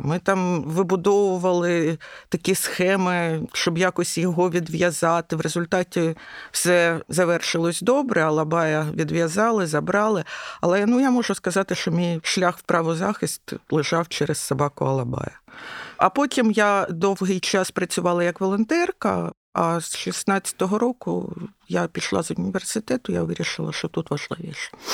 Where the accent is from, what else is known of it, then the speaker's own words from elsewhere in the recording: Kyiv, Ukraine; я киянка